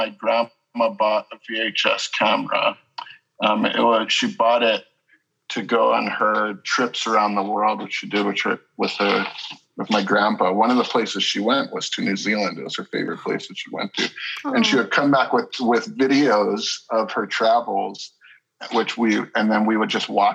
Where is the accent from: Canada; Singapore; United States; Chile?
United States; Haiku, Hawaii; now in Los Angeles, United States; I grew up in Hawaii. I grew up in a small town on Maui called Haiku, which is out in the country.